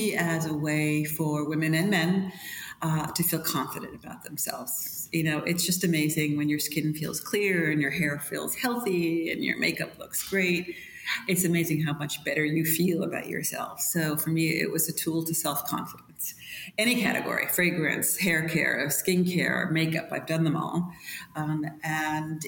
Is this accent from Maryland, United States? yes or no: no; Long Island, New York, United States; I'm from New York, yes. Not from Manhattan. I'm from Long Island, a little beach town. But no, I've never moved away except for college.